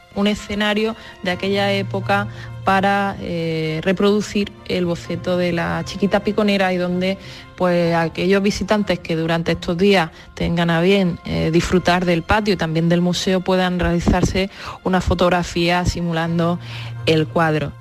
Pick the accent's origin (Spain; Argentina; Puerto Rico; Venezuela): Argentina; mi adolescencia en Argentina